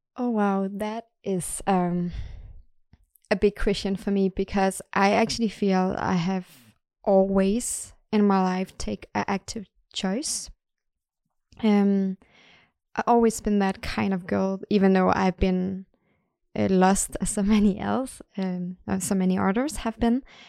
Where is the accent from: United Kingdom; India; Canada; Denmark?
Denmark; now in Sweden; I am from Denmark